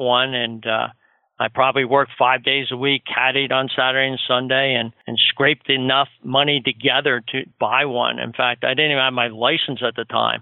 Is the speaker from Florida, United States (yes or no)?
no; Chatham, New Jersey, United States; I grew up outside of New York in one of those suburbs of Chatham, New Jersey.